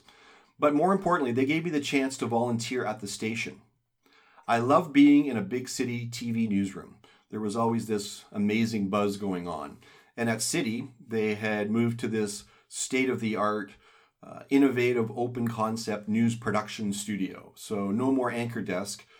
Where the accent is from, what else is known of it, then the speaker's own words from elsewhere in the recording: Toronto, Ontario, Canada; growing up in Toronto